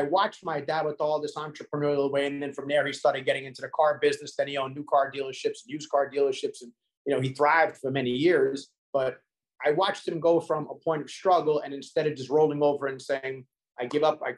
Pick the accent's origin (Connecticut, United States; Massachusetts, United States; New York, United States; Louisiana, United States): New York, United States; New York City; now in Hollywood, Florida, United States; We were raised in Staten Island, New York.